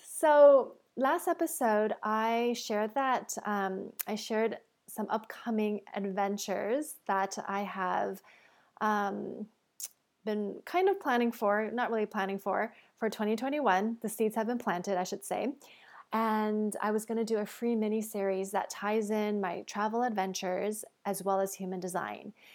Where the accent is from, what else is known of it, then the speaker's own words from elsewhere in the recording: Toronto, Ontario, Canada; I'm also Canadian. Um, I'm actually from North York, Ontario